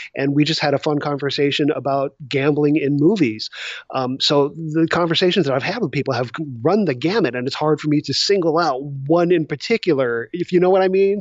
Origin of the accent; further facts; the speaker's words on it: south of LA, California, United States; I grew up in California, uh, just a little bit south of L